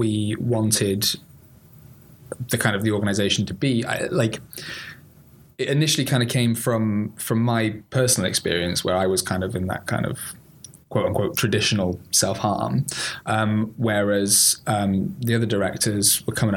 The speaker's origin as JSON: {"language": "English", "town": "Bath", "region": "South West England", "country": "United Kingdom", "moved": "as an adult", "lives_now": "Cardiff, United Kingdom", "said": "I'm originally from the lovely Bath, but the part of Bath that says Bath"}